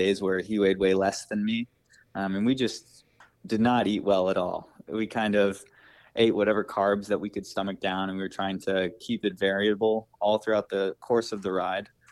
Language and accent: English; Wisconsin, United States; now in Boston, United States; I grew up in Wisconsin.